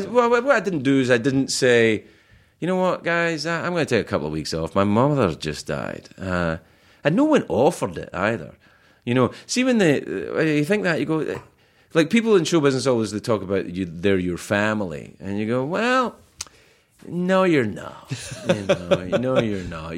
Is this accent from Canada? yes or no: no; Scotland, United Kingdom; moved away